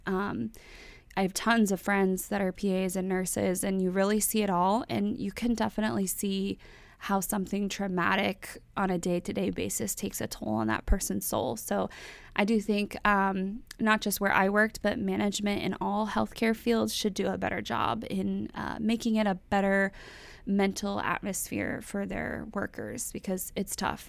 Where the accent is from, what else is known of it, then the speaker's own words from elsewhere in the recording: North Texas, United States; moved away as an adult; now in Florida, United States; I was, I was born and raised in Texas, and, um, that's where I grew up